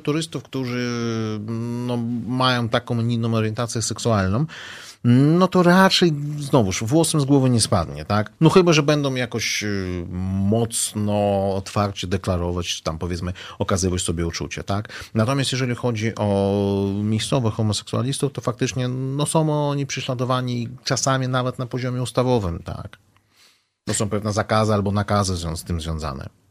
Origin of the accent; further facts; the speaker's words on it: Uzbekistan; now in Poland; pochodzę z Uzbekistanu